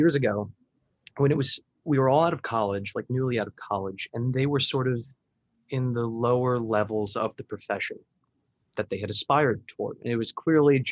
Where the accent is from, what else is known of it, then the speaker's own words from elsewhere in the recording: Miami, Florida, United States; I'm from Miami.